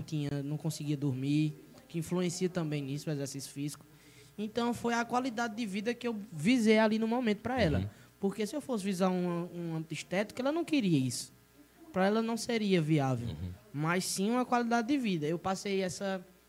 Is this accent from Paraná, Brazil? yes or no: no; Monteiro, Paraíba, Brazil; also born or lived in Campina Grande; Sou, sou, sou nascido e criado de Monteiro de berço aqui mesmo